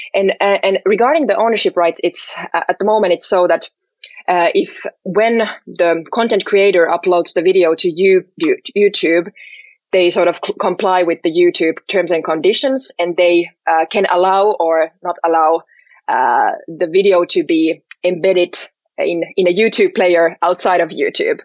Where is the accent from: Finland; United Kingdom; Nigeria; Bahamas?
Finland; Helsinki, Uusimaa; I'm from Helsinki, uh, born and raised here